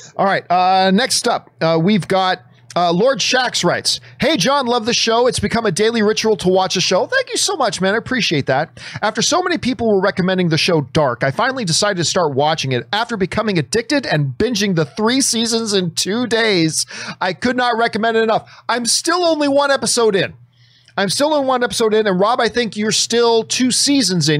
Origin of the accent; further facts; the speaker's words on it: Canada; I'm Canadian